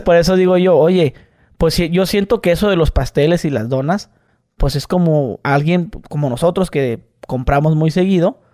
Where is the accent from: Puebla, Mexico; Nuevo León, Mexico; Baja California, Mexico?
Baja California, Mexico; Mexicali